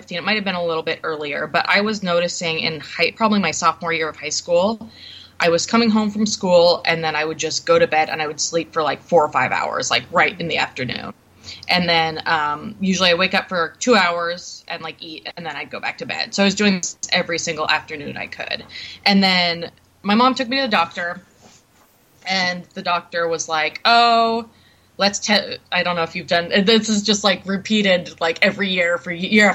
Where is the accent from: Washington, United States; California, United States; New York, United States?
Washington, United States; Bellingham; also born or lived in Seattle; When I was 18, I moved from my hometown of Bellingham down to Seattle